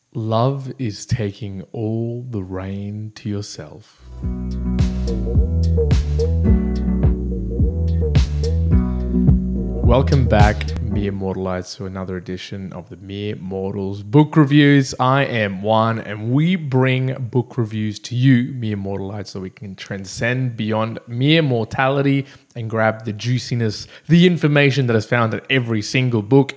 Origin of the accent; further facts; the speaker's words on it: Brisbane, Queensland, Australia; here in Brisbane, my hometown